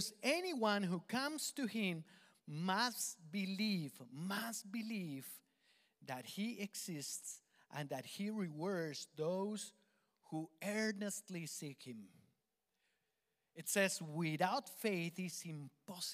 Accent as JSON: {"language": "English", "country": "Colombia", "accent": "Colombian", "second_language": "English", "moved": "yes", "said": "my Colombian accent"}